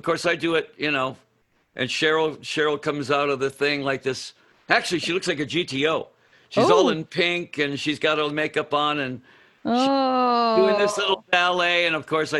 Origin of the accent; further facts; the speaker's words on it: Detroit, Michigan, United States; moved away; also born or lived in Phoenix; I was from Detroit.